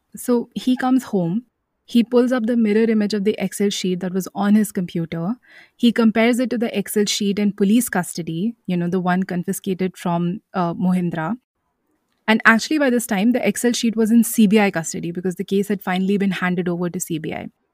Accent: Lucknow, Uttar Pradesh, India; my hometown of Lucknow

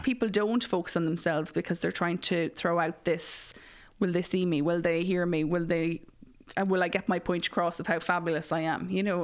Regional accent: Mullingar, Leinster, Ireland; I'm from Mullingar

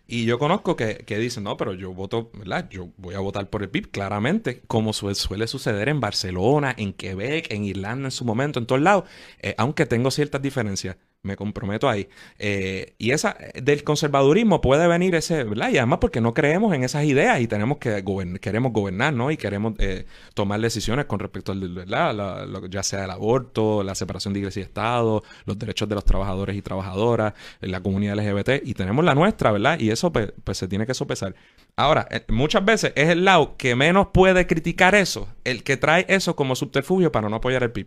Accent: Puerto Rico

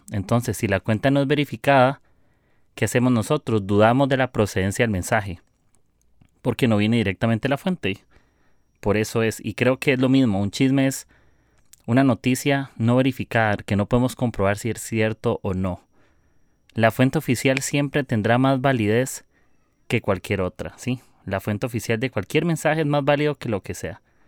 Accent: Costa Rica; soy de Costa Rica

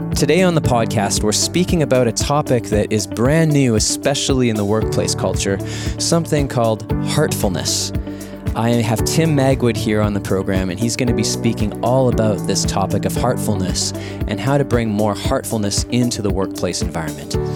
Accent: Winnipeg, Manitoba, Canada; here in Winnipeg, my hometown

